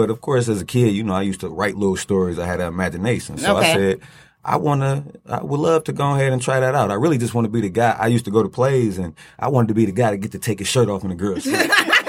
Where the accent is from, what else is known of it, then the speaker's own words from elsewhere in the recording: Detroit, Michigan, United States; I'm from Detroit, and I come from a male dancing background.